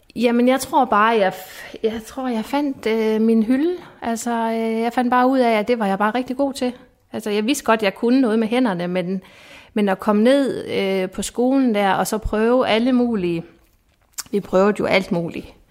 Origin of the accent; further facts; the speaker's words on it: Esbjerg, Southern Denmark, Denmark; moved away as an adult; also born or lived in Sønderborg; jeg er fra Esbjerg